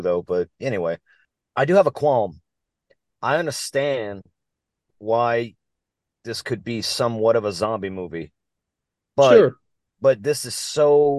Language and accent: English; Louisiana, United States; We're from Louisiana, dude. We only know two languages